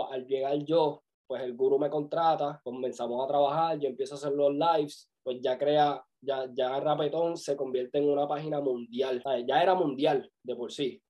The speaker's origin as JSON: {"language": "Spanish", "town": "Vega Baja", "country": "Puerto Rico", "tie": "born or raised there", "moved": "yes", "lives_now": "Orlando, United States", "said": "vivo en Orlando, nacido y criado en Puerto Rico, en el campo de Vega Baja"}